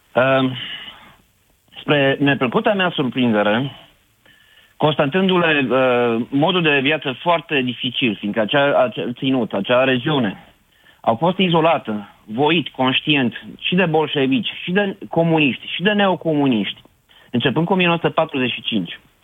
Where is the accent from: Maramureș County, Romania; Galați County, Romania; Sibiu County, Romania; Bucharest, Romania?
Sibiu County, Romania; Sibiu; now in Schweinfurt, Germany; sunt sibian